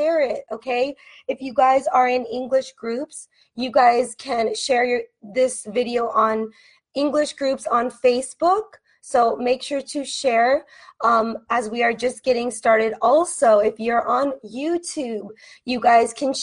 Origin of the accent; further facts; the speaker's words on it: United States; I am an American teacher from the United States